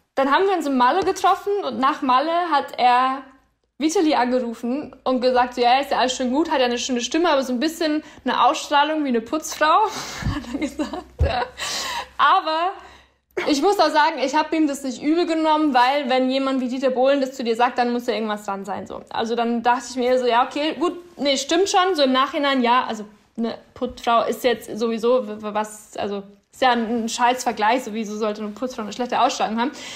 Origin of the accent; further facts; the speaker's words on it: Upper Palatinate, Bavaria, Germany; now in Berlin, Germany; das werden auch immer meine Wurzeln bleiben und meine Heimat